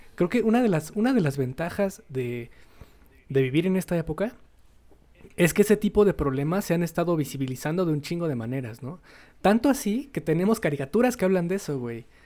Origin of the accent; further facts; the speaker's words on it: Mexico; siendo mexicanos